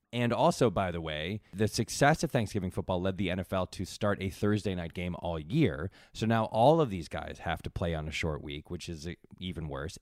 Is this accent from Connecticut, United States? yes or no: yes; Connecticut, United States; I grew up in Connecticut